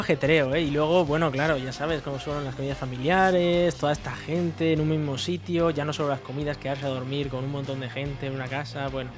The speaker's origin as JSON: {"language": "Spanish", "country": "Spain", "moved": "yes", "said": "somos españoles, pero no vivimos allí"}